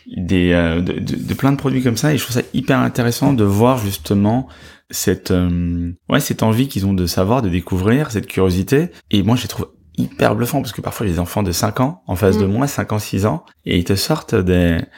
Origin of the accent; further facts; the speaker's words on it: Brussels, Brussels-Capital Region, Belgium; moved away as an adult; also born or lived in Spain; now in France; Je suis né à Bruxelles